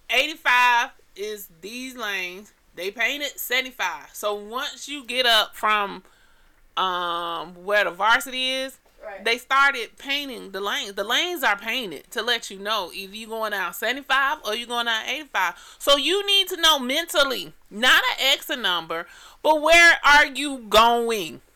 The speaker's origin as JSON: {"language": "English", "town": "Atlanta", "region": "Georgia", "country": "United States", "said": "I'm from Atlanta"}